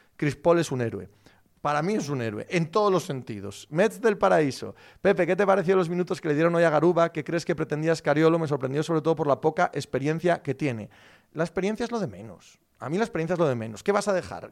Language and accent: Spanish; Spain; como español